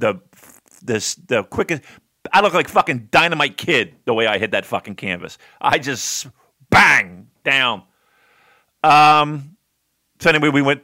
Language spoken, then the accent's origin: English; New Jersey, United States; I'm a dope from New Jersey